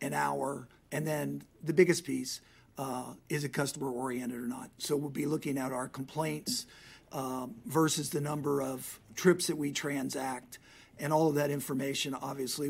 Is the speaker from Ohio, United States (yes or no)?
yes; Cincinnati, Ohio, United States; moved away; My hometown is Cincinnati, Ohio